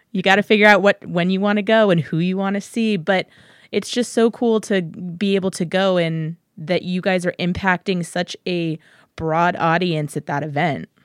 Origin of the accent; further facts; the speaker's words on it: San Antonio, Texas, United States; growing up in San Antonio